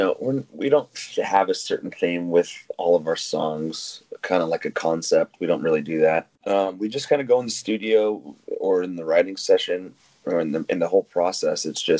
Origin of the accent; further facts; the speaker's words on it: Las Vegas, Nevada, United States; You know, Jake and I came from Vegas. We moved out here, you know, hopped into a boxcar, headed to the West Coast.